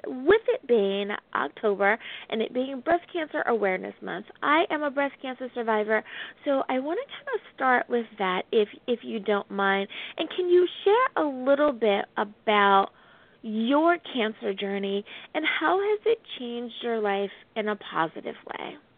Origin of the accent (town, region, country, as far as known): United States